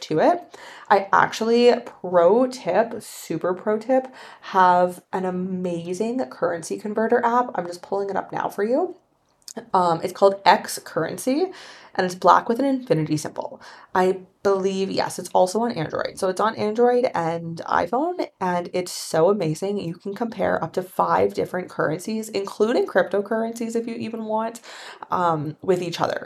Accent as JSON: {"language": "English", "country": "Canada", "moved": "yes", "said": "I'm from Canada"}